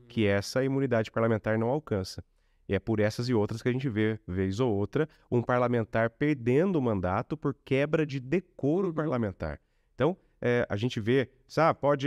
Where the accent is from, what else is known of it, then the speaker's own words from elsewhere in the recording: Lorena, São Paulo, Brazil; also born or lived in Cachoeira Paulista; minha cidade natal, Lorena, a cidade que eu morei, Cachoeira é Paulista.